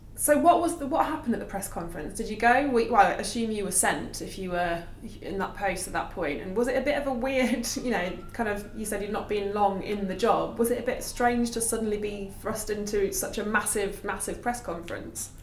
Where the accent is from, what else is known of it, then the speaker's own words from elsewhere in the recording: Nottingham, East Midlands, United Kingdom; obviously I'm from Nottingham